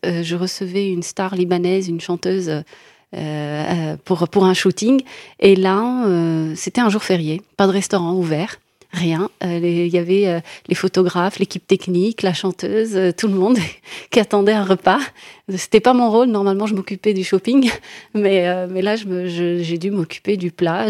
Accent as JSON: {"language": "French", "country": "Morocco", "tie": "born or raised there", "moved": "as an adult", "lives_now": "France", "said": "Je viens du Maroc"}